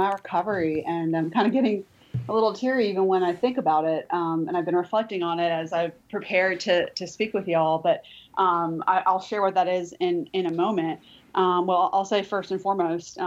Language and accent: English; Florida, United States; now in Birmingham, United States; I'm actually not originally from Alabama, I'm from Florida.